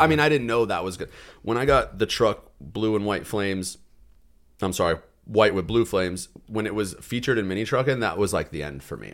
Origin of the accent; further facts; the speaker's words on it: Arizona, United States; growing up in Arizona